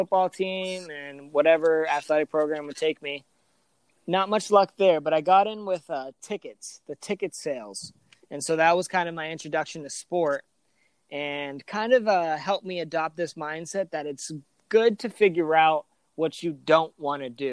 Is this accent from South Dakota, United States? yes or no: no; Wesley Chapel, Florida, United States; also born or lived in Boston, Massachusetts; I was born in Boston, Massachusetts, lived there for about a year, so not very long. And then my parents moved us down to Tampa, Florida, where I was raised most of my life. And I grew up in a small town in called Wesley Chapel